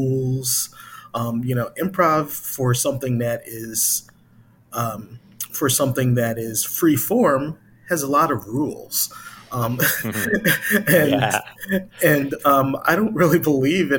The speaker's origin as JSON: {"language": "English", "town": "Chicago", "region": "Illinois", "country": "United States", "said": "I'm from Chicago originally"}